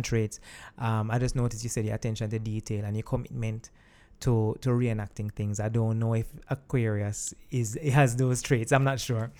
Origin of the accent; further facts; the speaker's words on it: Kingston, Jamaica; grew up in Kingston, but my parents are from West Midlands